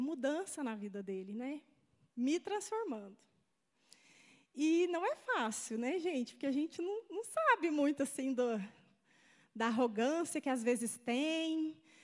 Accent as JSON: {"language": "Portuguese", "town": "Goiânia", "region": "Goiás", "country": "Brazil", "also_born_or_lived": "Joinville", "moved": "as an adult", "said": "Eu sou de Goiânia, meu marido é, é da Lapa mesmo, e ele foi me buscar lá. E nós fomos morar em Joinville."}